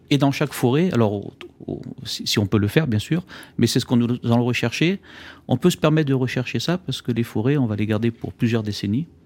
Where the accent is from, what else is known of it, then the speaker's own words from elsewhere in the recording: Auvergne-Rhône-Alpes, France; je suis auvergnat